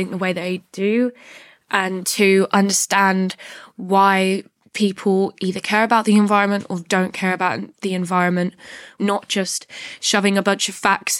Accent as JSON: {"language": "English", "area": "Northamptonshire", "region": "East Midlands", "country": "United Kingdom", "said": "I'm 15 years old and I'm from Northamptonshire"}